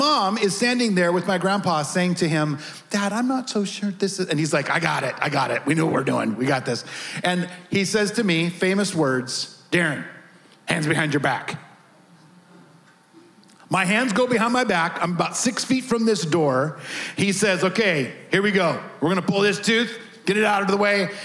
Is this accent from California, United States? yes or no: yes; the Redwoods, California, United States; moved away; also born or lived in Tennessee; I really was a crazy little redneck kid growing up in the Redwoods